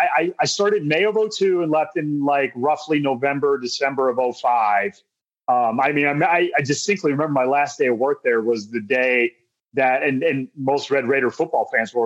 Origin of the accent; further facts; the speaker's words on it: West Virginia, United States; moved away as an adult; also born or lived in Athens, Ohio / Maryland / Lubbock, Texas / Kentucky; now in Ohio, United States; I grew up in West Virginia, born and raised West Virginia. Went to Ohio University in Athens.